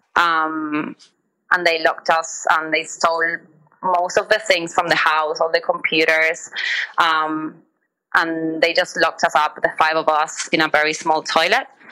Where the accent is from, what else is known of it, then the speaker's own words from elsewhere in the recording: Buenos Aires, Argentina; moved away as an adult; now in Australia; I'm from Buenos Aires City